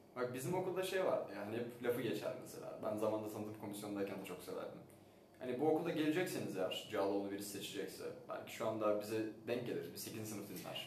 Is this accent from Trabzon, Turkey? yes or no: no; Istanbul, Turkey; Ben doğma büyüme İstanbul'da büyüsem